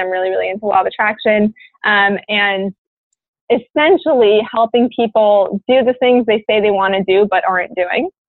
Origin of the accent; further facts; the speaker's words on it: Maryland, United States; moved away as an adult; also born or lived in North Carolina; i grew up in a suburb in maryland and um, yeah i was there until i was 18